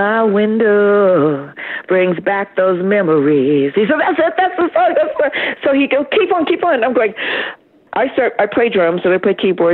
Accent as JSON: {"language": "English", "region": "Midwest", "country": "United States", "said": "I was from the Midwest"}